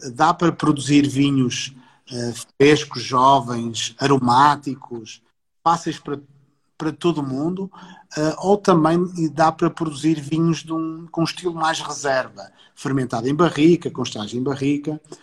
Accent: Porto, Norte, Portugal; Eu não sou, eu não sou nem sequer sou do Alentejo, sou do Porto.

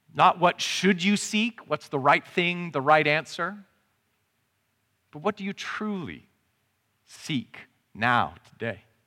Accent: Canada; I'm Canadian

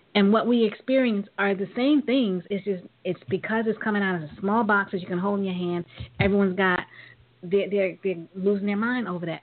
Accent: New York, United States; growing up in New York

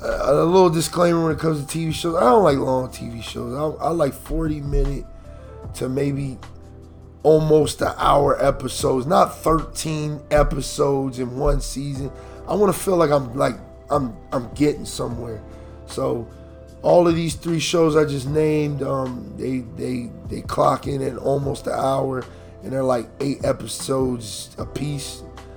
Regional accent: Philadelphia, Pennsylvania, United States; because I'm from Philly.

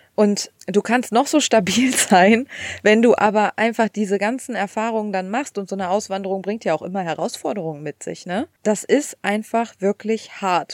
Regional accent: Germany; moved away as an adult; now in United States; wir als Deutsche

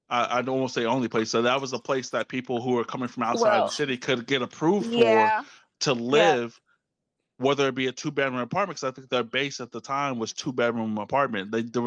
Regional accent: Pflugerville, Texas, United States; I grew up in Pflugerville. I was raised in Pflugerville.

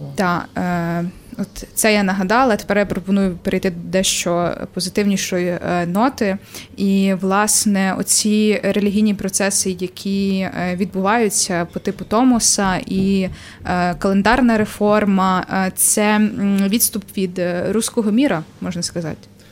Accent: Ternopil Oblast, Ukraine; Тернопільщина, це моє, моя мала батьківщина

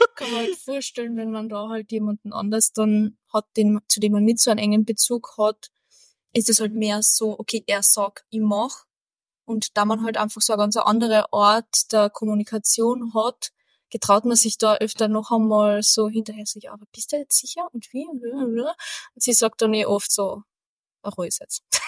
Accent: Carinthia, Austria; Als Kärntner

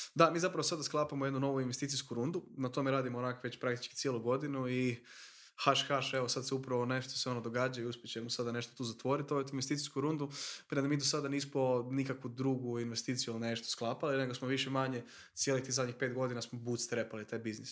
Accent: Croatia; tu kod nas u Hrvatskoj, mi smo mala država

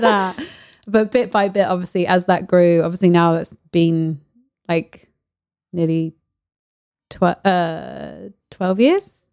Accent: Paris, Île-de-France, France; moved away; I grew up in Paris. My mum was an artist, so we, you know, me and my sister grew up going to all the galleries

